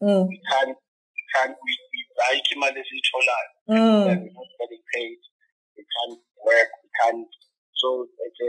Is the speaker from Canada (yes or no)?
no; South Africa; We're from the bottom, we're from the ghetto, we're from Makaya